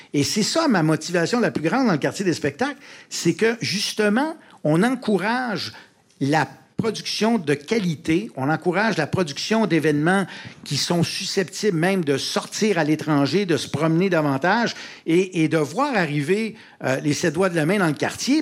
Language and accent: French; Montreal, Quebec, Canada; je viens de Rosemont. Je suis un Rosemontois d'origine et j'y habite encore.